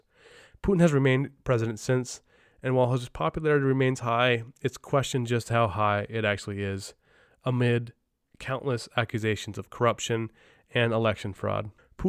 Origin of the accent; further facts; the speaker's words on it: Lake Placid, New York, United States; my hometown of Lake Placid